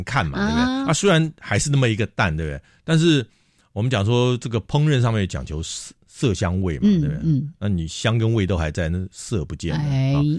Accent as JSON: {"language": "Chinese", "region": "Taipei", "country": "Taiwan", "also_born_or_lived": "Tainan (mother's family)", "said": "因为我阿妈住台南嘛，那我妈妈是从台南嫁到台北来"}